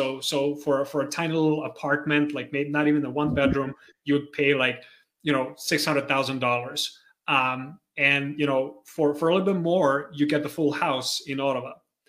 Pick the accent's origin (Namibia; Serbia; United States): Serbia; also born or lived in Croatia / Austria; now in Canada; No, actually, I was born in Croatia, lived my life in Serbia, then lived in Austria. Now I'm in Canada.